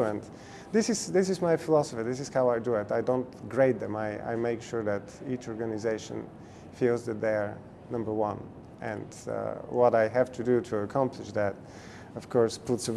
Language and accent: English; Bulgaria; now in United States; my home country, Bulgaria